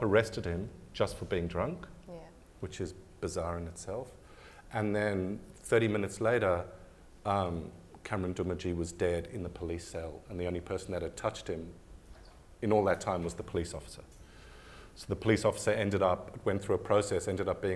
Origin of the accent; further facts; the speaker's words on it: South Africa; now in Australia; being South African, I've got a different kind of baggage to being white Australian